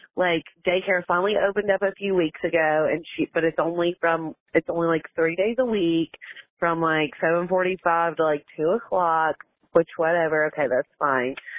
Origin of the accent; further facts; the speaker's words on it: Alabama, United States; I'm from Alabama.